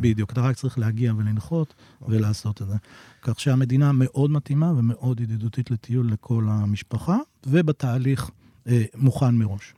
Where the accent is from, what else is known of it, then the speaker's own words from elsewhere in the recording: Emek Hefer, Central District, Israel; moved away as an adult; now in Vietnam; אני מעמק חפר